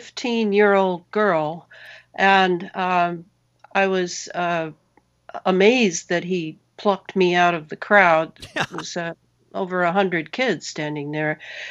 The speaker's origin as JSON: {"language": "English", "region": "Missouri", "country": "United States", "tie": "born there", "said": "Well, I was born in Missouri on a kitchen table in Cora County. On a farm."}